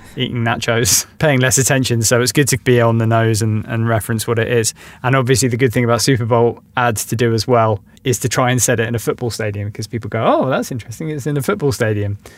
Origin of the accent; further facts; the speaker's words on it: London, United Kingdom; as a Londoner